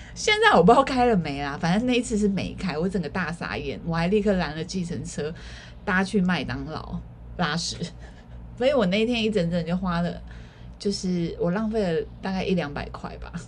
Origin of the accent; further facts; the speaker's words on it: Keelung, Taiwan; 我本身是基隆人